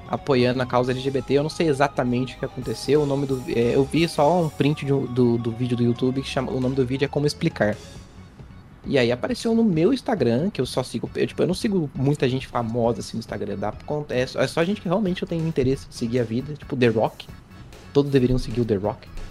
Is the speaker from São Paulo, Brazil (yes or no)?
yes; São José dos Campos, São Paulo, Brazil; da minha região aqui de São Paulo, que eu sou de São José dos Campos